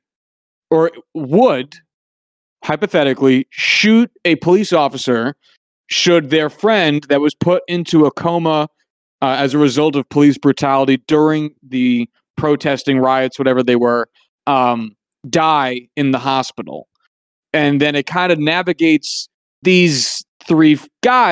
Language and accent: English; United States; as an American